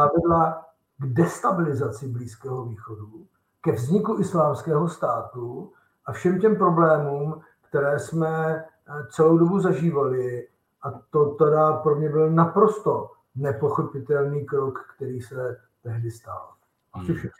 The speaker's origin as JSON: {"language": "Czech", "country": "Czechia", "said": "U nás v Česku"}